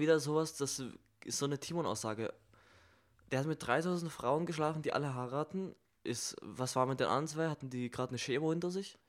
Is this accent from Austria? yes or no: no; Germany; ich als Deutscher